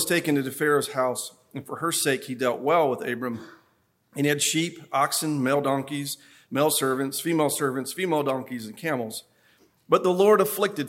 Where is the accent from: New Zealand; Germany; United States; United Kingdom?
United States; Upper East Tennessee; I'm from Upper East Tennessee. I'm from the mountains. I'm proud